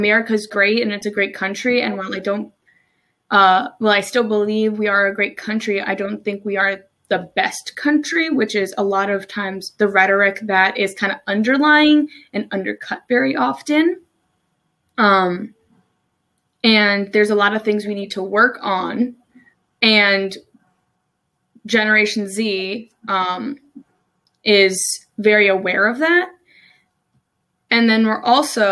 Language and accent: English; New Jersey, United States; moved away as an adult; now in Maryland, United States